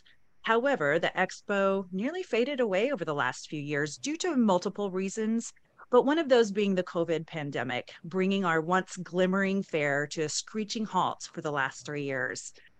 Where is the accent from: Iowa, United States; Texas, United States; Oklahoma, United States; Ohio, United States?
Oklahoma, United States; Anadarko; moved away; my hometown, Anadarko, Oklahoma's